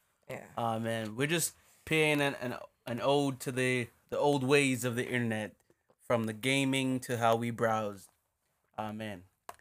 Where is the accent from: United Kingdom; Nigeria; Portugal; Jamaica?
Jamaica; now in United States; Because we're Jamaican. We're still black, but we're Jamaican. I'd like to say we somehow got radicalized by what we witnessed being here and living American lives.